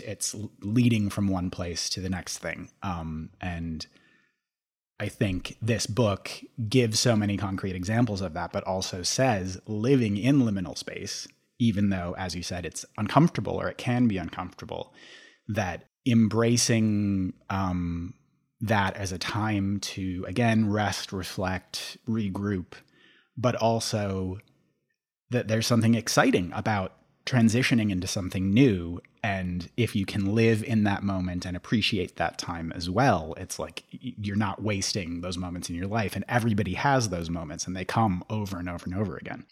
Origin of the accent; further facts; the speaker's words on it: Minneapolis–Saint Paul, Minnesota, United States; moved away; I grew up in the Twin Cities